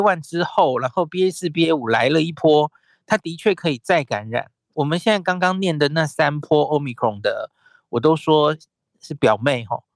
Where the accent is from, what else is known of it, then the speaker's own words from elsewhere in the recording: Taiwan; 我们台湾人想现在出去玩